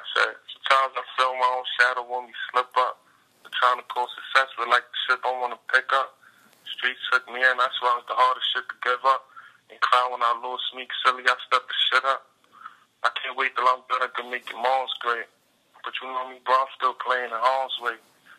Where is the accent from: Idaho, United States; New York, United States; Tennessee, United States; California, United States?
New York, United States; Brooklyn; I'm from Brooklyn, you feel me?